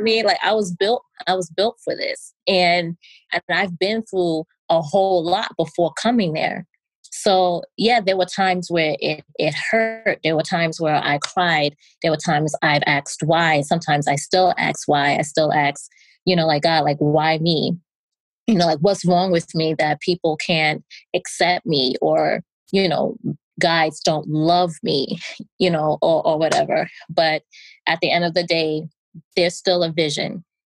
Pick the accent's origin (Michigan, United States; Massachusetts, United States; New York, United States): New York, United States; I'm from New York